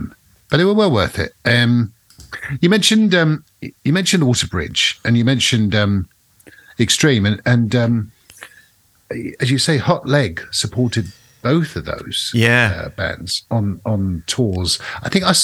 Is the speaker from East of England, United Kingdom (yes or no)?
yes; near Thetford Forest, East of England, United Kingdom; Thetford Forest, just outside of my hometown